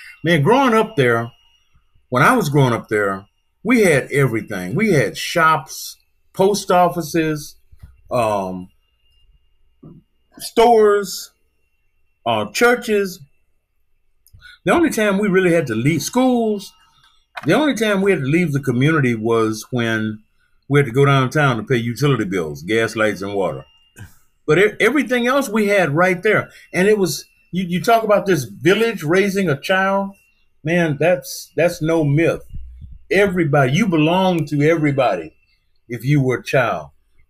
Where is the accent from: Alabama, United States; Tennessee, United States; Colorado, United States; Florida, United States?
Alabama, United States; Mobile; growing up in Africatown, it was great.